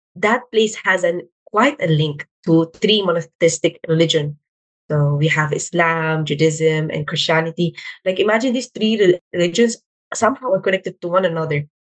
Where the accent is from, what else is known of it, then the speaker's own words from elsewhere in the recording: Philippines; I'm Filipino Arab